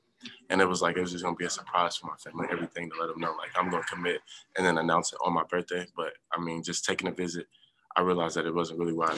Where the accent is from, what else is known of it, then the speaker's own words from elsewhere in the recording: Indianapolis, Indiana, United States; moved away as an adult; I'm from Indy